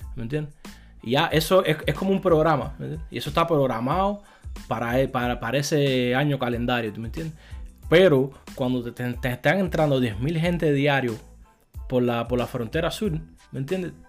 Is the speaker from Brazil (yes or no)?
no; Cuba; como cubano